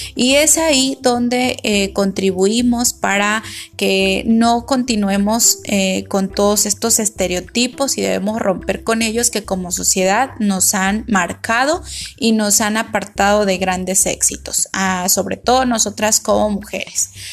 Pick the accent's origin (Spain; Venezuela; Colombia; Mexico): Mexico; como mexicanos